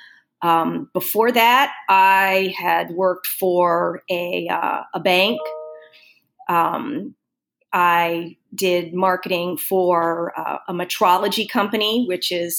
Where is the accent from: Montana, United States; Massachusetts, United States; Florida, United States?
Florida, United States; moved away as an adult; also born or lived in Ohio; now in Portland, United States; growing up in Florida